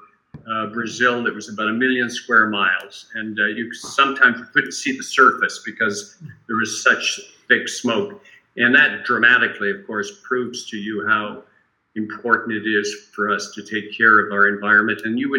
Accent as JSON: {"language": "English", "country": "Canada", "said": "I'm very happy as a Canadian"}